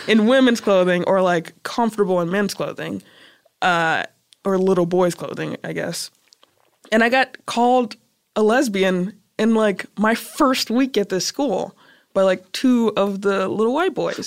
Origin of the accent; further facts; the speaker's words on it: Chicago, Illinois, United States; also born or lived in South Holland, Illinois; I'm from Chicago. We used to live on Kedzie and Madison on the west side, and then I went to school on the hundred